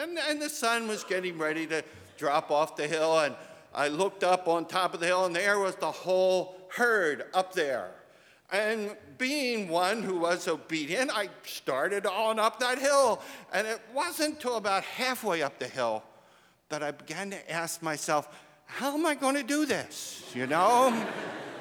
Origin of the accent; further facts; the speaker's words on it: Delaware County, a suburb of Philadelphia, Pennsylvania, United States; I grew up in Delaware County, a suburb of Philadelphia.